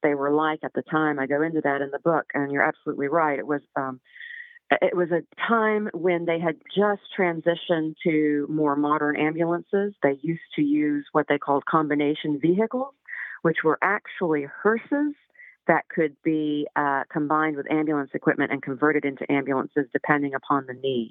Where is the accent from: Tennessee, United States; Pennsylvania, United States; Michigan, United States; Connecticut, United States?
Tennessee, United States; Waverly; now in Nashville, United States; I grew up in Waverly. Waverly's my hometown